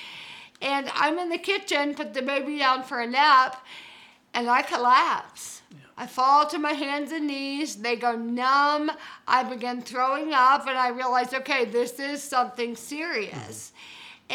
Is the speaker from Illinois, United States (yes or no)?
no; Georgia, United States; moved away as an adult; also born or lived in Birmingham, Alabama / California; I'm from Georgia